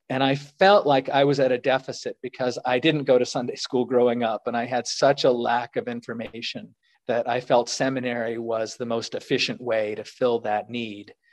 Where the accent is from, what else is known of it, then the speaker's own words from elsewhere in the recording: Virginia, United States; Northern Virginia, just